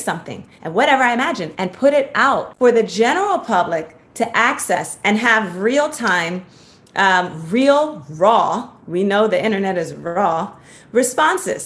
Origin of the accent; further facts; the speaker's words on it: Washington, District of Columbia, United States; moved away as an adult; also born or lived in New York City / Los Angeles; I grew up poor in Washington, D.C.